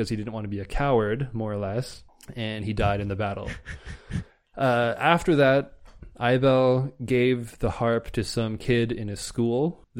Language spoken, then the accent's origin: English; Munster, Ireland; Because it's we're from South Munster.